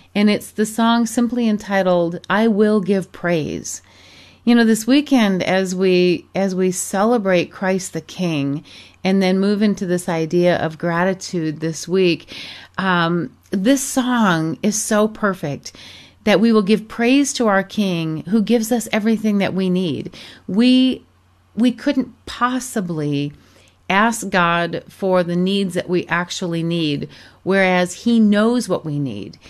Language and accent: English; Michigan, United States; moved away as an adult; also born or lived in Arizona / Europe; I grew up in Michigan